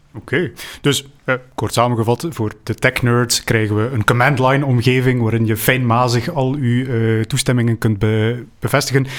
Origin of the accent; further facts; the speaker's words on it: Flanders, Belgium; wij, als Vlamingen